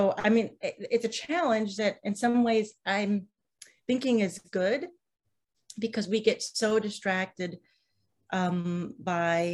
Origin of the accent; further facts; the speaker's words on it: Midwest, United States; now in Vermont, United States; I'm from the Midwest